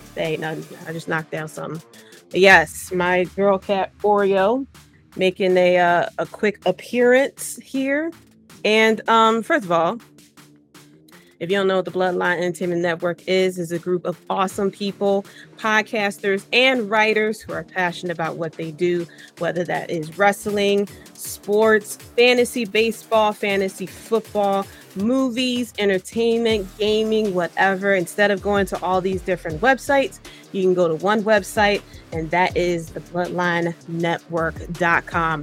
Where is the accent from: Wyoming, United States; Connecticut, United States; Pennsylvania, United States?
Pennsylvania, United States; Philadelphia; born and raised in Philly